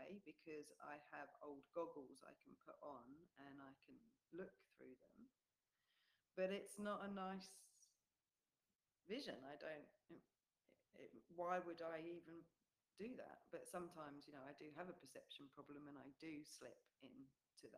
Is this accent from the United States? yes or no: no; England, United Kingdom; moved away as an adult; now in New Zealand; because we're away from England, we're in New Zealand, we have no family here